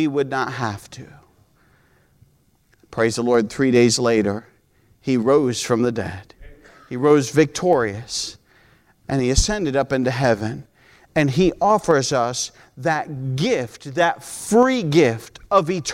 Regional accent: United States; moved away; also born or lived in Peru; because we're American by nature.

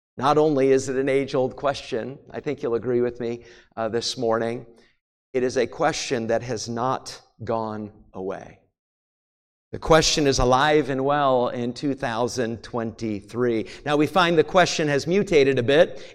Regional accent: New England, United States; also born or lived in Maine / New Hampshire; When I was a kid growing up in New England, I grew up in Maine and New Hampshire

